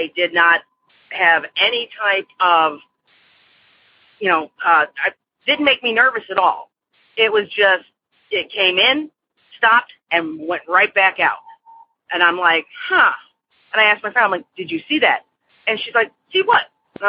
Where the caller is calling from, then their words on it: Aurora, Illinois, United States; I'm calling from Aurora, Illinois.